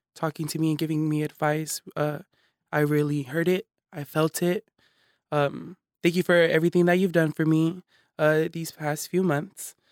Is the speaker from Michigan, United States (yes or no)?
no; Hayward, California, United States; also born or lived in East Palo Alto; I was raised in Hayward